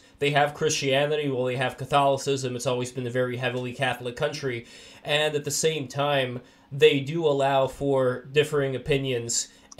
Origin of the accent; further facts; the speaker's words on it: Saint Petersburg, Russia; now in United States; my mom is Jewish and we're originally from Russia, from St. Petersburg, USSR.